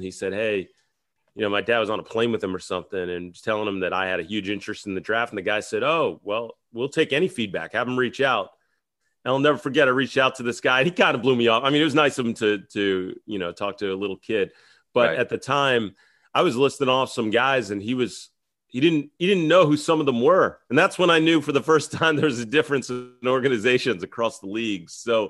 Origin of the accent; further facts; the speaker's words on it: Pennsylvania, United States; I grew up in Southeastern PA.